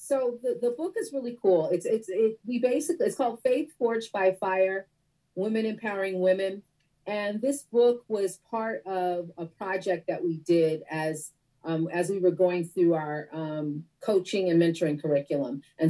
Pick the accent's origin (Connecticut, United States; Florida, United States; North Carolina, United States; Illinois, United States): Connecticut, United States; also born or lived in Detroit, Michigan / Guam / Virginia / California; I grew up mostly in Connecticut, but I am a daughter of a Navy veteran. And so I've lived on one island, and I have lived in four states, including Connecticut. So that would be Guam, the island. I was born in Detroit, Michigan